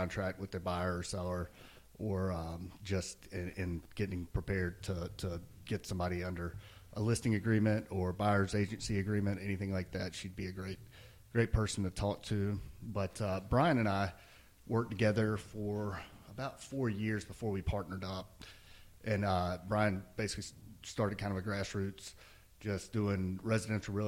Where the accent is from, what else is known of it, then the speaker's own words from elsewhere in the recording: Rocky Mount, North Carolina, United States; also born or lived in Raleigh, North Carolina / Charlotte, North Carolina; I grew up, in North Carolina. I grew up in Rocky Mount